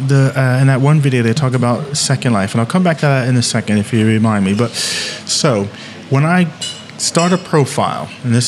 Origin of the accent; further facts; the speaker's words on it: Eatontown, New Jersey, United States; So I'm just thinking of my town. I grew up in Eatontown.